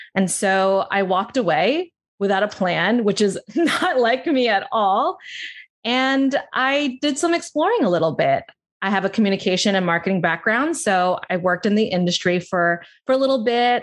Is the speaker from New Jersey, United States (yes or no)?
yes; New Jersey, United States; I grew up in South Jersey, outside of Philadelphia.